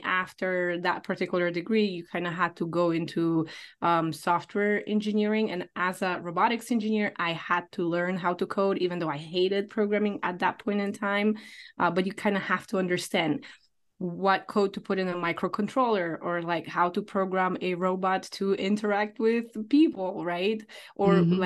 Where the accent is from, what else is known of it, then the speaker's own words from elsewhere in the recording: Poland; now in United States; I moved from Poland, where I'm original from, to United States.